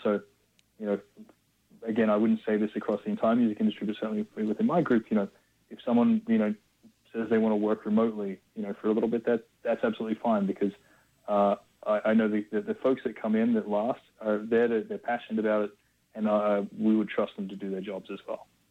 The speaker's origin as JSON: {"language": "English", "country": "Australia", "tie": "born or raised there", "said": "growing up in Australia"}